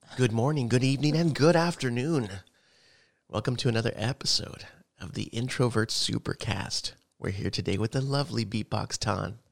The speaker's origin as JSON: {"language": "English", "town": "El Paso", "region": "Texas", "country": "United States", "also_born_or_lived": "Odessa, Texas", "moved": "yes", "said": "we're from El Paso"}